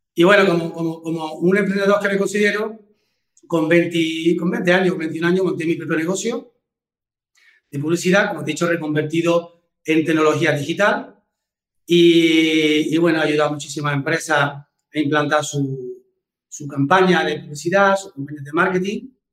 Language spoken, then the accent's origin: Spanish; Córdoba, Andalusia, Spain; yo soy de Córdoba